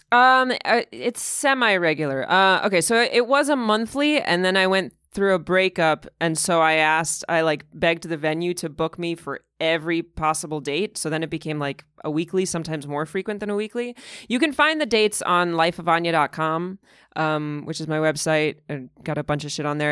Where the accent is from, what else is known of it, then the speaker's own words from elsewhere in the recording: Moscow, Russia; moved away; also born or lived in Massachusetts; I was born and raised in Moscow, and, uh, it was around the time of the Soviet collapse.